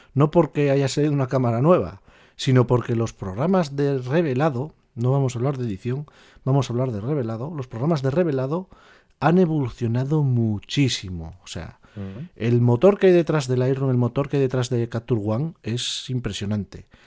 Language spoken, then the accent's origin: Spanish; northern Spain, Spain; nací aquí en el norte